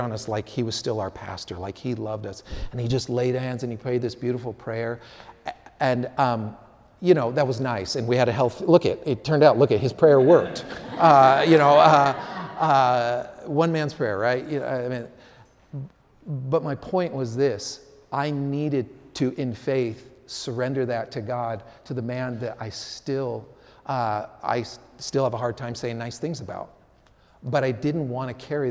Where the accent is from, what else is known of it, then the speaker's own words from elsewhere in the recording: San Francisco, California, United States; I grew up playing soccer in the Sunset District in San Francisco